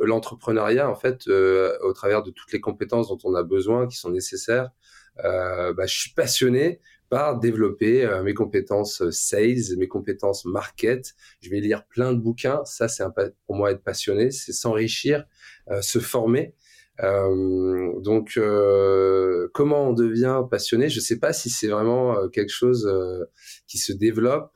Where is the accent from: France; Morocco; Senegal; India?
France; Le Touquet, Hauts-de-France; also born or lived in Luxembourg; je viens du nord de la France, hein, donc je suis né au Luxembourg, je suis arrivé en France à 6-7 ans, euh, il n'y avait pas de montagne euh, dans le Pas-de-Calais.